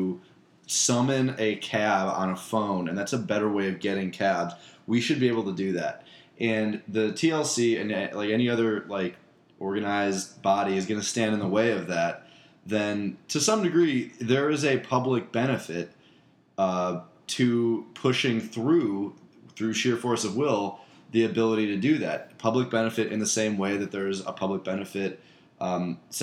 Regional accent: Midwest, United States; as a Midwesterner

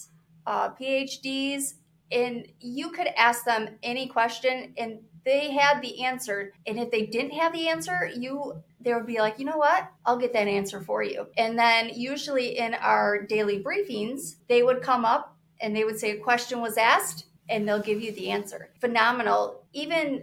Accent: Michigan, United States; I'm from Michigan

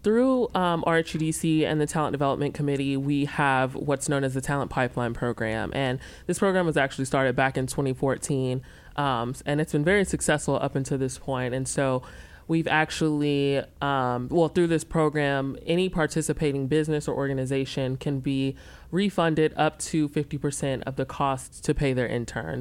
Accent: Memphis, Tennessee, United States; also born or lived in Charlotte area; now in Rock Hill, United States; I'm actually originally from Memphis, Tennessee.

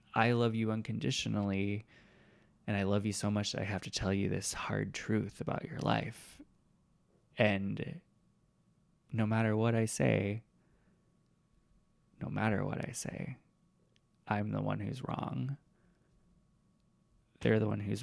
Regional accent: Iowa, United States; moved away as an adult; also born or lived in Northwest Arkansas / Seattle; I grew up in Iowa

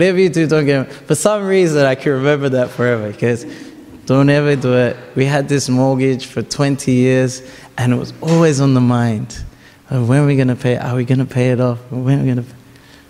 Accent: Australia; first language Tamil; me and my brother grew up in Australia

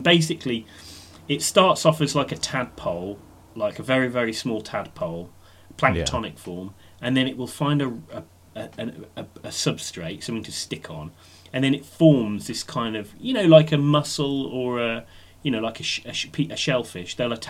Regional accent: Black Country, West Midlands, United Kingdom; I'm from the Black Country, so we eat a lot of offal there.

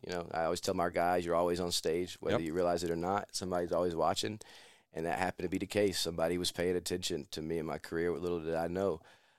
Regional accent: Jacksonville, North Carolina, United States; my hometown of Jacksonville.

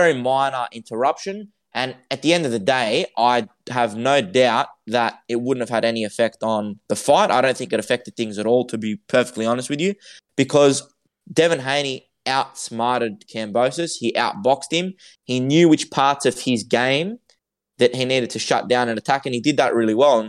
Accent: Sydney, New South Wales, Australia; I'm from Sydney

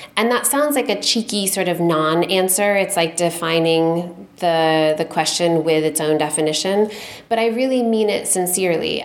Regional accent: Michigan, United States; I'm originally from Michigan. I now live in Michigan.

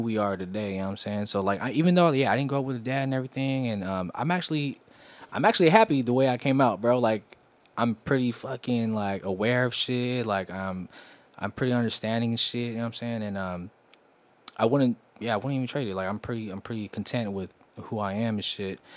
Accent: West Coast, United States; I'm from the West Coast

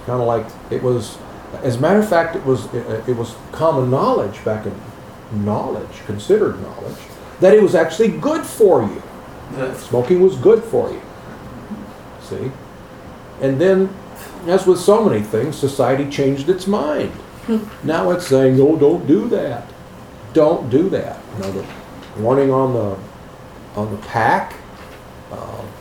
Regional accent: Chicago, Illinois, United States; I grew up in Chicago, watching the Cubs or Sox games.

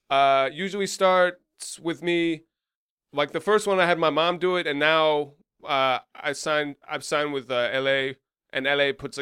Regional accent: Colesville, United States; Like, growing up in Colesville, there's not a lot to do.

